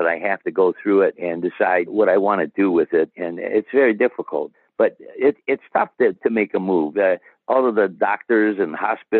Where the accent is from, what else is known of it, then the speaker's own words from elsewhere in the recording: Toledo, Ohio, United States; I hosted a LPGA tournament for over 30 years in my hometown of Toledo, Ohio